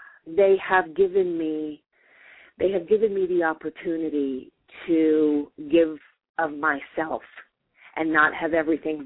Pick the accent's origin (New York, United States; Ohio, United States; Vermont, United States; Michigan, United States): New York, United States; I'm from New York